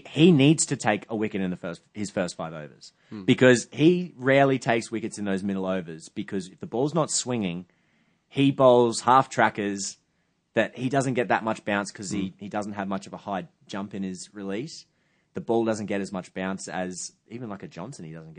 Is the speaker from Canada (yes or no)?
no; England, United Kingdom; I'm English, and I've just got to.